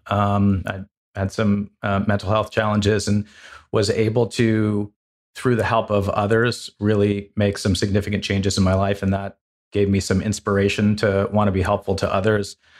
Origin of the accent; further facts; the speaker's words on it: Los Angeles, California, United States; moved away as an adult; also born or lived in Woodstock, Vermont; I grew up in Los Angeles